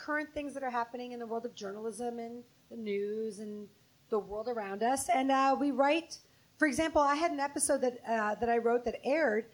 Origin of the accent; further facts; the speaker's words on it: North Shore of Chicago, Illinois, United States; I'm from the North Shore of Chicago